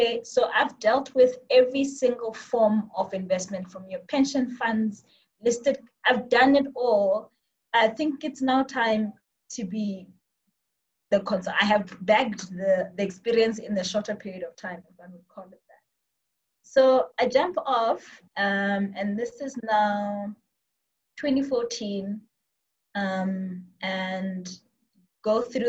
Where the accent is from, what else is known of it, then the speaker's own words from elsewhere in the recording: Botswana; also born or lived in Cape Town, South Africa; I am from Botswana. I grew up here, studied in UCT, and did most of my life in Botswana